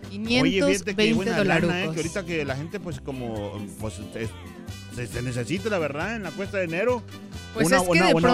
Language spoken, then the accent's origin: Spanish; Mexico